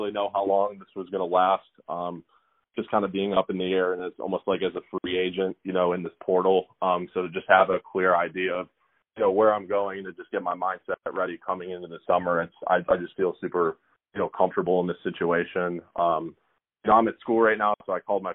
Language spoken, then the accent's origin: English; Illinois, United States; my home state, Illinois